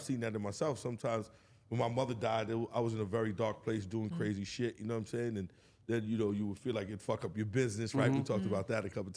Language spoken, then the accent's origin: English; New York City, New York, United States; when we grew up in New York City, we grew up, especially Queens